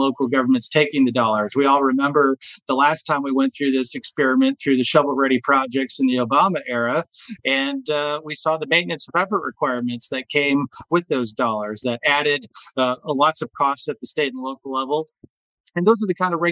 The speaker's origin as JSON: {"language": "English", "region": "Michigan", "country": "United States", "said": "my home state of Michigan"}